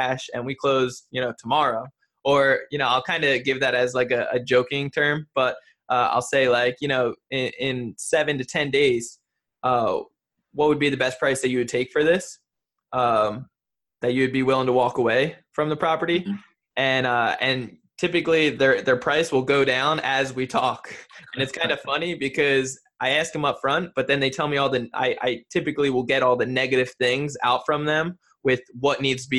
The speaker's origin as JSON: {"language": "English", "region": "New Jersey", "country": "United States", "moved": "yes", "said": "I'm from New Jersey originally."}